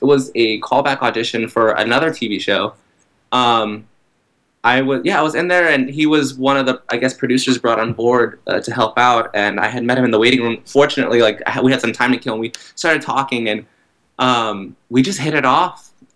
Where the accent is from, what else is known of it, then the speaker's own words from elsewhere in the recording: Texas, United States; moved away as an adult; now in New York City, United States; I'm from Texas, and I'm like a combination of things. So, when I'm in Texas, it's easier to say I'm Mexican-American or Hispanic in that sense.